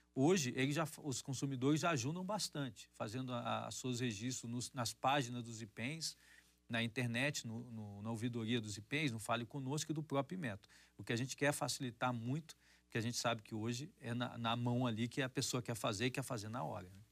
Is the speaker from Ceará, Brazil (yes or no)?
no; Acre, Brazil; moved away; lá no meu estado natal, lá do Acre